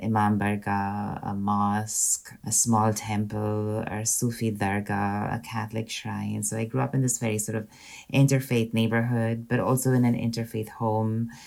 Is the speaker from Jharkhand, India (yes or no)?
no; Pune, Maharashtra, India; moved away as an adult; now in Scotland; So I grew up in India in a city called Pune, and I lived in Pune till I was about 27 years old.